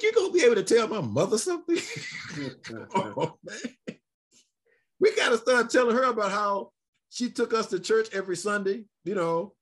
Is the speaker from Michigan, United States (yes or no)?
yes; Detroit, Michigan, United States; also born or lived in Alabama; I'm sitting in Detroit. I say, we in Detroit. We came from Alabama.